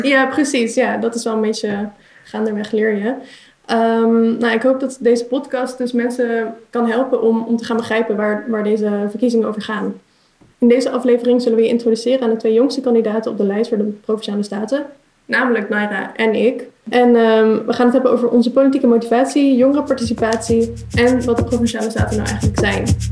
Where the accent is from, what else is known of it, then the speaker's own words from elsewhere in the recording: Utrecht, Netherlands; ik kom uit Utrecht